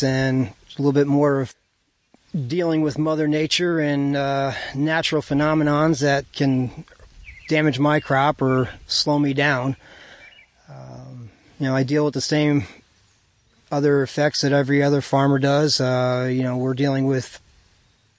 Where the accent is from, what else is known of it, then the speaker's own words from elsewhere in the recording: Callicoon / Jeffersonville area, New York, United States; As a kid, I grew up in the Calicoon Jeff area, up through Route 52A there.